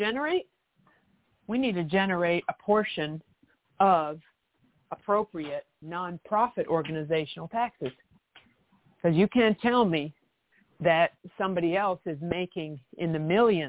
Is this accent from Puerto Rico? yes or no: no; Canada; now in United States; I lived in Canada, I'm from Canada